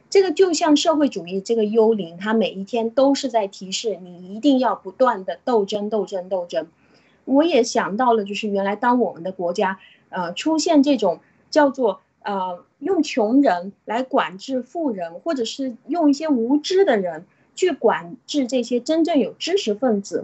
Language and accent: Chinese; China; 就像我们中国人一样，我信，我信我自己，我谁都不信